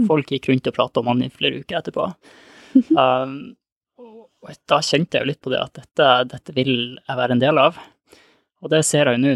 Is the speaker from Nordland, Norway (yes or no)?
yes; Lofoten, Nordland, Norway; moved away; Jeg er opprinnelig fra Lofoten